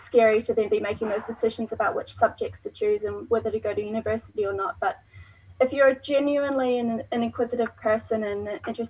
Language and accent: English; New Zealand; now in Tasmania, Australia; I'm not from Tasmania, from New Zealand